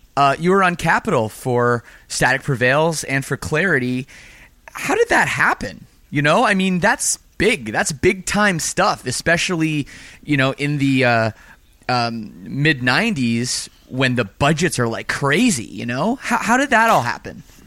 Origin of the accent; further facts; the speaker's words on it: Canada; I'm from Canada too